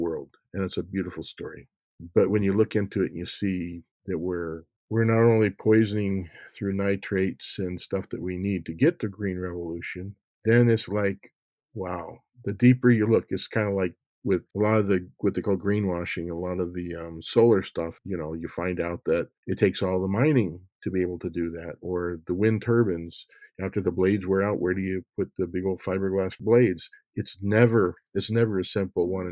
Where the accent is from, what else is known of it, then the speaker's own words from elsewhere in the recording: Montana, United States; moved away as an adult; also born or lived in Iowa; I was raised in Montana